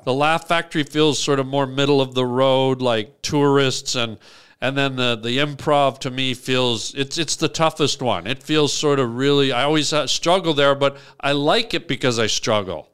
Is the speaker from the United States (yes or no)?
no; Canada; moved away as an adult; I was from Canada.